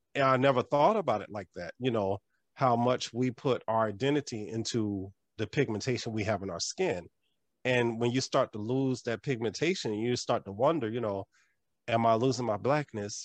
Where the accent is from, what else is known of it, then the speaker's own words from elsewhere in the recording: Raleigh, North Carolina, United States; I'm from Raleigh, North Carolina